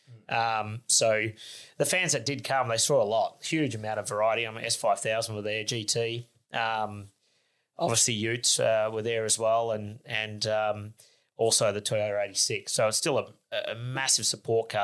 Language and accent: English; South Australia, Australia; I'm from South Australia